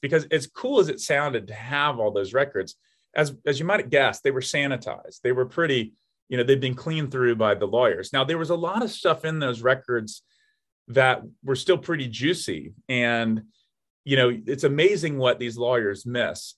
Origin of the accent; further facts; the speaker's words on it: Atlanta, Georgia, United States; moved away; my hometown of Atlanta, Georgia